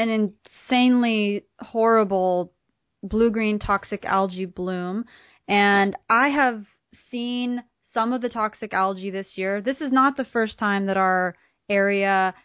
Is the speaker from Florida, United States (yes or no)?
yes; Stuart, Florida, United States; here in my hometown and Jacqui's hometown in Stuart, Florida, Martin County